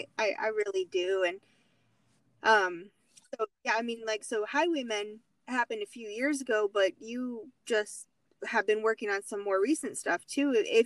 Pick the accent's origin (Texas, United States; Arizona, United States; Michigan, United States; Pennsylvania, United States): Arizona, United States; Phoenix; I'm from Phoenix, Arizona, and Kurt Warner was on the Arizona Cardinals football team.